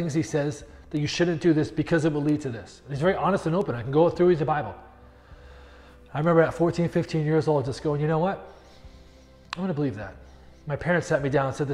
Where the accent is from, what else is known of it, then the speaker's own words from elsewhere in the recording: New England, United States; moved away; But I grew up in New England.